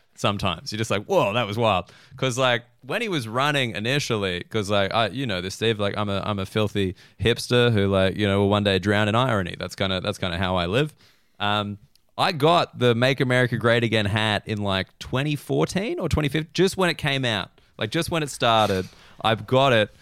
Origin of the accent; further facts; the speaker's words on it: Australia; as an Australian